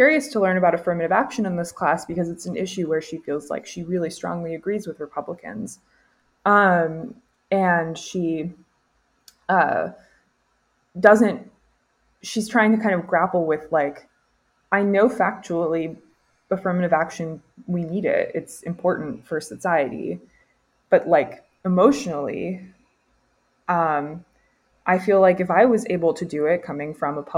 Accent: Orlando, Florida, United States; moved away as an adult; now in Mississippi, United States; I'm from like the part of Florida that's not really the deep South, like Orlando sprawl

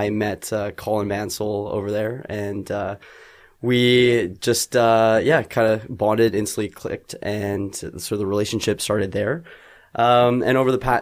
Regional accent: Vancouver, British Columbia, Canada; Born and raised in Vancouver

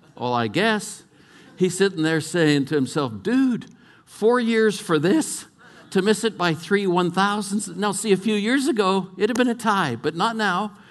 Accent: California, United States; moved away; also born or lived in Colorado; I was brought up in California

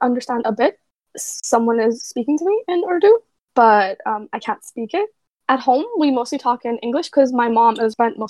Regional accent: United States; So, I'm 21. I was born and raised in the States. I've been here my whole life. Fun fact, I've never actually been to Pakistan.

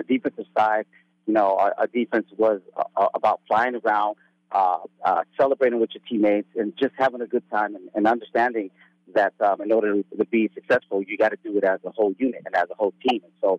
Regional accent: San Bernardino, California, United States; moved away as an adult; also born or lived in Oregon; Southern California, San Bernardino. I came from Fontana High School.

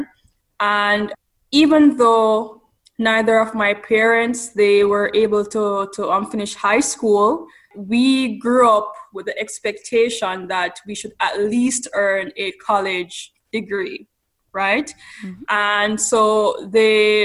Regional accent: Ocho Rios, Saint Ann, Jamaica; moved away as an adult; now in California, United States; I was born on the vibrant coastal town of Ocho Rios

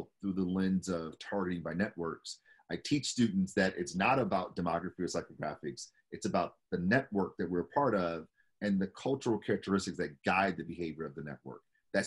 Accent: Detroit, Michigan, United States; born and raised in Detroit

